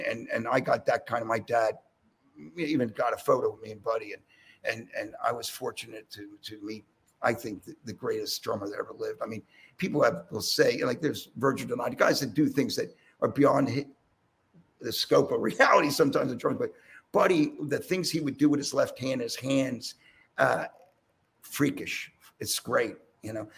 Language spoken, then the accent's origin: English; Philadelphia, Pennsylvania, United States; I'm from Philly